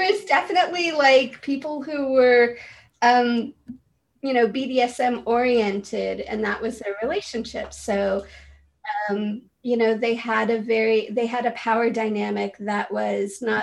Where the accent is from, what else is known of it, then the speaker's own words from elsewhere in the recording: San Francisco, California, United States; I grew up in San Francisco